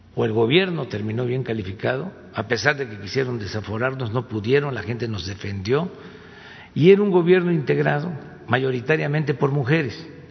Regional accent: town on the Tepetitán river, Tabasco, Mexico; el río Tepetitán, que es el río que pasa por mi pueblo

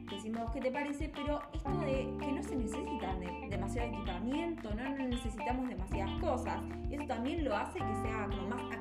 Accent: Argentina; nosotros también como argentinos

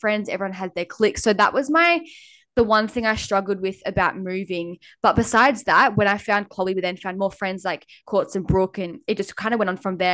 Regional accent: Lennox Head, New South Wales, Australia; moved away as an adult; also born or lived in Gold Coast; now in Airlie Beach, Australia; I lived in a small town called Lenox Head

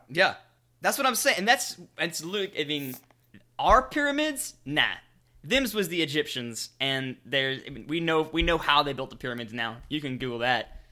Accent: the South, United States; I'm from the South.

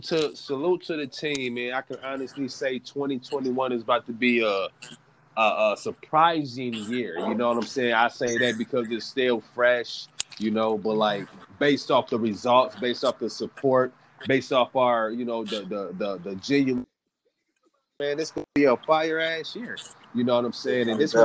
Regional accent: East Coast, United States; So, like, growing up on the East Coast music from …, …, …, you know

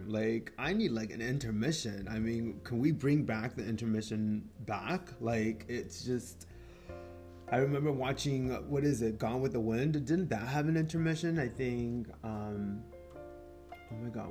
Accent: Mexico; first language Spanish; English is a second language; English is not my first language. Soy mexicano, so yo aprendí primero español

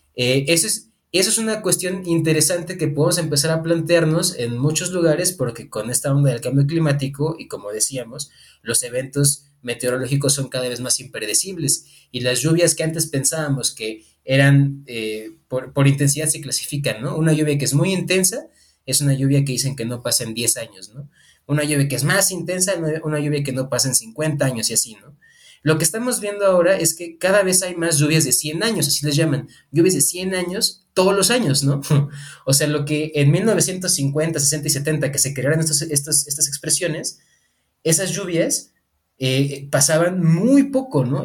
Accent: Mexico; also born or lived in Morelia; soy parte de esta comunidad que somos ciudadanos, ciudadanas mexicanas

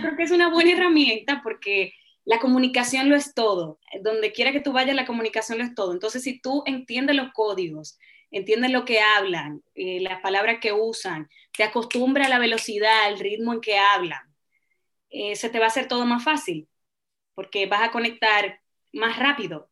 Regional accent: Dominican Republic; moved away as an adult; also born or lived in Madrid, Spain; now in Chile; el sazón de mi tierra, de mi país, de República Dominicana

